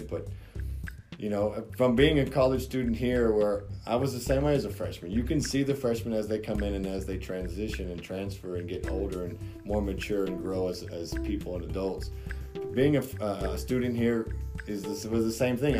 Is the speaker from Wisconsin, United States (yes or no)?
no; Haines City, Florida, United States; I'm from Haines City, from Polk County